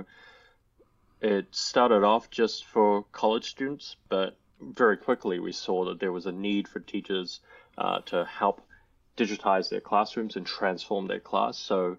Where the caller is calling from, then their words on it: New Zealand; I'm calling in from New Zealand, from very cold New Zealand right now.